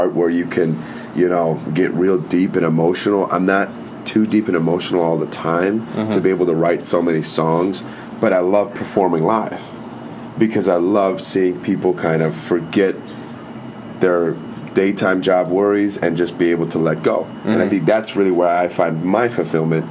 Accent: Naperville, Illinois, United States; I was born in Naperville, Illinois

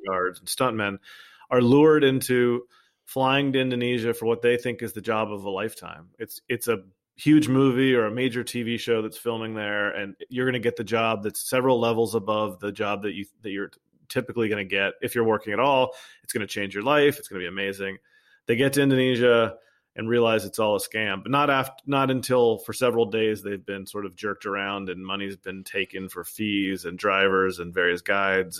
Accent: United States; as an American

